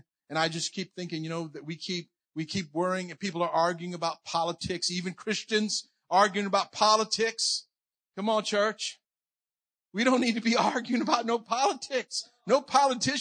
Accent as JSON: {"language": "English", "town": "New Iberia", "region": "Louisiana", "country": "United States", "tie": "born or raised there", "said": "when I was four, we moved down to New Iberia, Louisiana, and I grew up there. So I'm Cajun"}